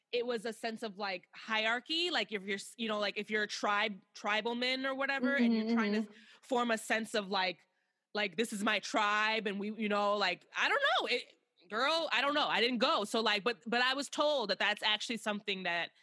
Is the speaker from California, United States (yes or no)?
no; Chicago, Illinois, United States; I'm from America, I'm from Chicago